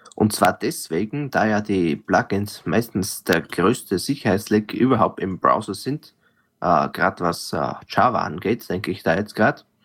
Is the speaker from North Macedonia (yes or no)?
no; Austria; als Österreicher